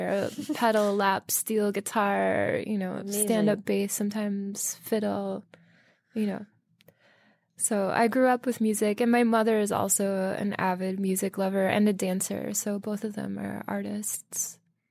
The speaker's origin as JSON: {"language": "English", "town": "Minneapolis", "region": "Minnesota", "country": "United States", "tie": "born or raised there", "also_born_or_lived": "Ely, Minnesota", "moved": "as an adult", "lives_now": "Brooklyn, United States", "said": "I grew up in the Twin Cities area of Minneapolis, St. Paul in Minnesota. And when I was 19"}